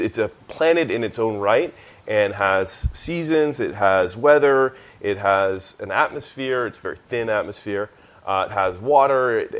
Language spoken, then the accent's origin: English; Canada; also born or lived in Boston; No, I grew up in Canada.